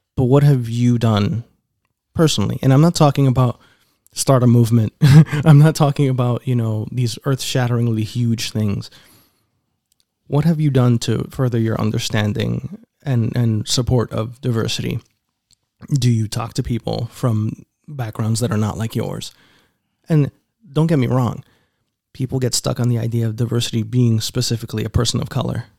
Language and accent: English; New York City, New York, United States; accent: New York; moved away